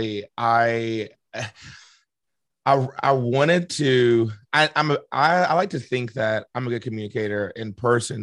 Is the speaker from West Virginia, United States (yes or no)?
yes; South Charleston, West Virginia, United States; born and raised in Charleston, West Virginia, more specifically South Charleston.